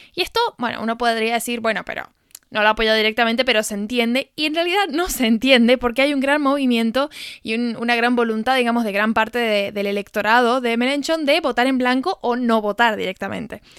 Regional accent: Argentina; argentina que desconocía completamente de qué se tratan las fiestas en Alcoy

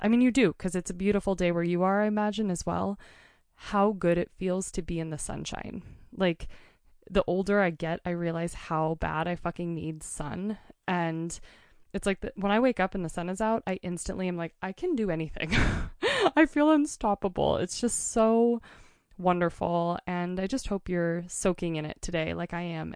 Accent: Portland, Oregon, United States; now in Montana, United States; I'm from Portland area.

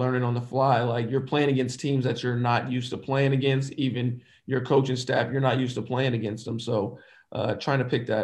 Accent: Dayton, Ohio, United States; I'm from Dayton, Ohio

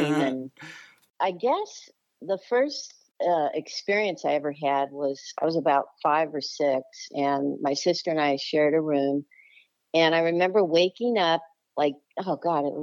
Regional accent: Los Angeles, California, United States; also born or lived in Charlotte area, North Carolina; now in Charlotte, United States; I grew up in the Los Angeles area, California, in the Valley. So I guess I'm a Valley girl, too.

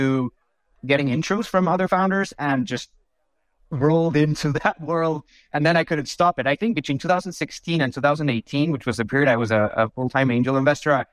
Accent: Bilbao, Basque Country, Spain; moved away as an adult; also born or lived in London / France; I was born and raised in Spain, actually, in a small town called Bilbao.

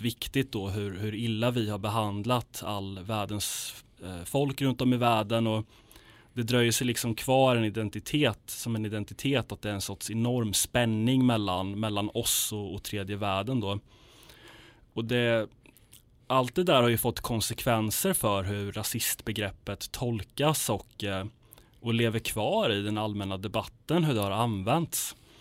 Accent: Sweden; jag är svensk, det här är mitt land

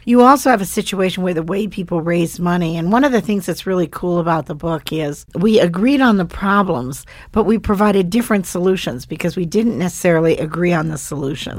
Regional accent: Bozeman, Montana, United States; moved away as an adult; I grew up, uh, between, on a ranch between Livingston and Bozeman, and they were ranchers.

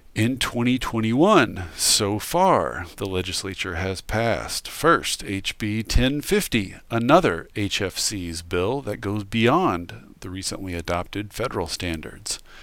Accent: Washington, United States; My home state of Washington

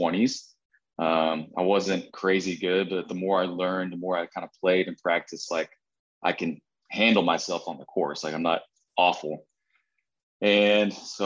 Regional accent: Kansas, United States; I grew up in Midwest in Kansas, kind of Southeast Kansas and or Northeast Kansas

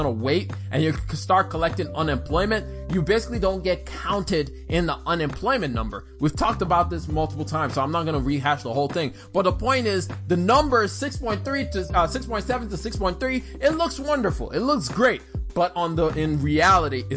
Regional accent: Alabama, United States; I grew up in Alabama

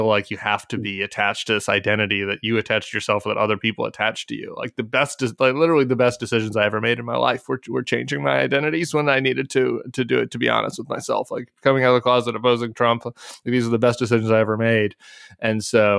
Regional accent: Denver, Colorado, United States; I grew up in suburban Denver.

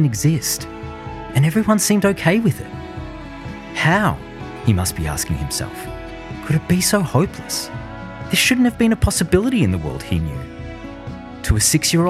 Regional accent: Melbourne, Victoria, Australia; moved away; we moved back to my hometown of Melbourne, Australia

